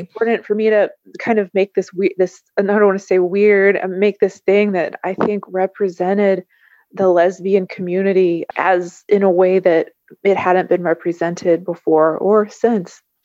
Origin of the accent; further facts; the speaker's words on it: Kentucky, United States; I've stayed in my hometown in Kentucky